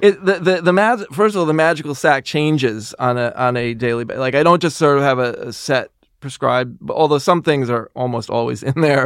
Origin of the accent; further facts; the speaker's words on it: New York, United States; I was born and raised in New York.